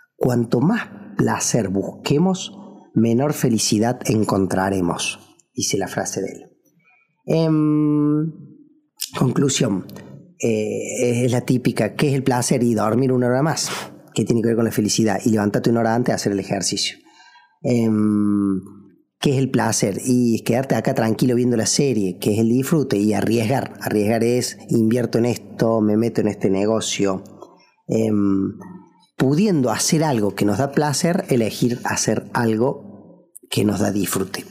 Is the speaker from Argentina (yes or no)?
yes; Argentina; also born or lived in Córdoba; en mi país, en Argentina